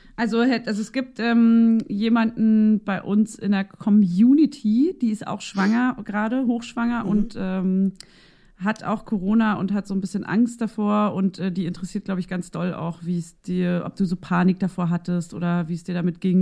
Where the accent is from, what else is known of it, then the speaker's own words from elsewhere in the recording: East Germany, Germany; wir sind aus der, wir stammen aus der DDR